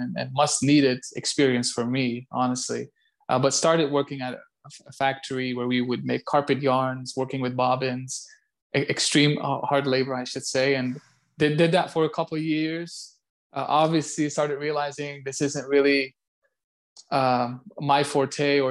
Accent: Ghent, Flanders, Belgium; English is a second language; moved away as an adult; also born or lived in Orlando, Florida / Wichita, Kansas; now in Jacksonville, United States; I was born and raised in Belgium, western part of Europe, in a city called Ghent.

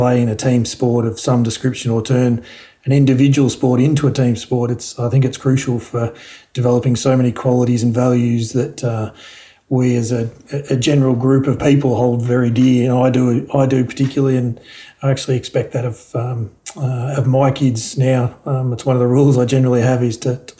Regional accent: Park Orchards, Victoria, Australia; also born or lived in Launching Place; we moved from living in Launching Place to we then lived in Park Orchards until I finished living at home essentially and finished school.

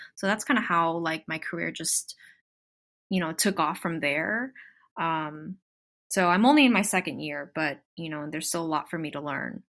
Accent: Southern California, United States; I'm born and raised in Southern California, so yes, I'm definitely from here.

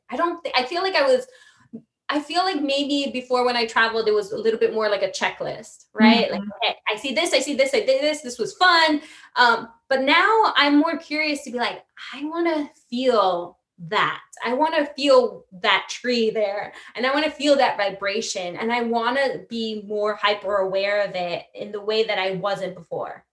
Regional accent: New York City, New York, United States; also born or lived in Italy; now in New York City, United States; my hometown's new york but my home is italy

